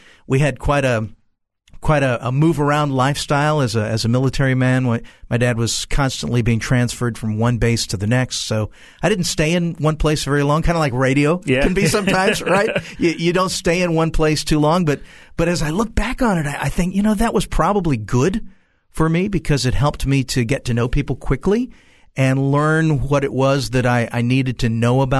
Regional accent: Central Florida, United States; I was born in Central Florida.

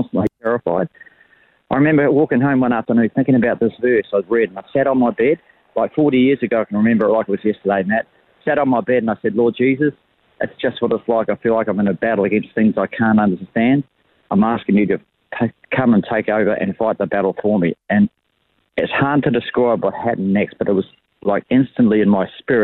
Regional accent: Levin, Manawatū-Whanganui, New Zealand; moved away as an adult; now in Australia; I was born in Levin, New Zealand. And we emigrated to Australia when I was about 30 years old for a new life. But I was born and raised in Levin

